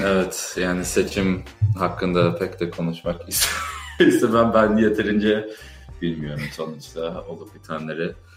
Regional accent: Chicago, Illinois, United States; moved away as an adult; now in Boston, United States; Ben Chicago'da doğdum, büyüdüm. O yüzden yani Türkçemde bir aksan falan duyabiliyorsunuz.

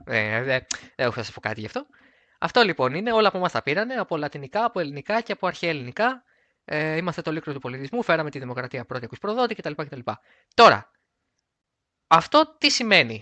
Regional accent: Greece; εμείς πρώτοι σαν Έλληνες

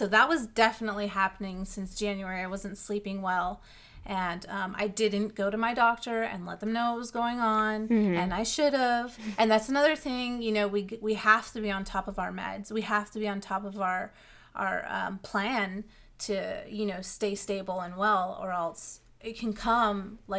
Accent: California, United States; Like, for me, I come from California. It's very sunny all the time and warm. So moving here, and there's actual seasons

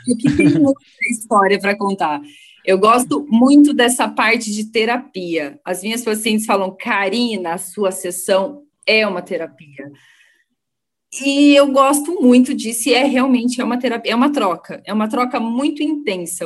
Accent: Londrina, Paraná, Brazil; eu sou de Londrina, eu nasci em Londrina e moro em Londrina

